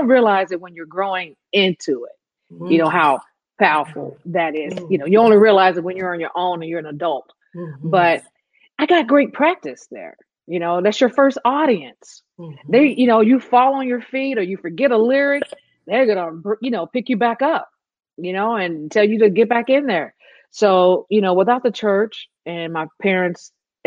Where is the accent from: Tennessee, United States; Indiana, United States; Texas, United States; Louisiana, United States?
Tennessee, United States; Memphis; moved away as an adult; now in Nashville, United States; growing up in Memphis